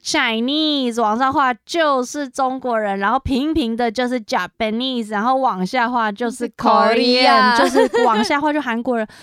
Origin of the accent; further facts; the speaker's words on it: Taiwan; 就是我是台湾人哦，